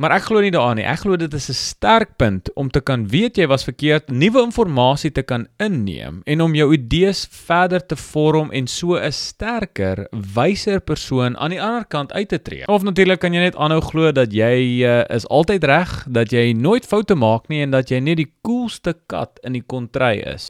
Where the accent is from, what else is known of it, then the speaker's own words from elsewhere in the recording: South Africa; as Afrikaners